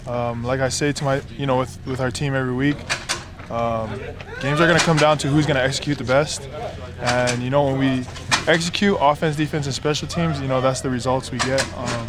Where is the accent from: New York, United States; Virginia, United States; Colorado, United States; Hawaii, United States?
Hawaii, United States; now in Utah, United States; I'm from Hawaii